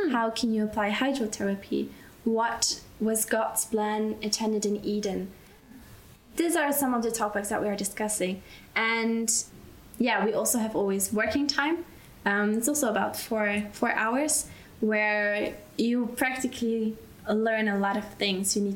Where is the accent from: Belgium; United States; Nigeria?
Belgium; moved away as an adult; now in Austria; and I grew up in Belgium